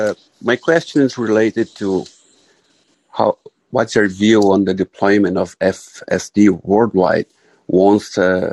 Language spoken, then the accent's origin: English; Brazil; I'm from Brazil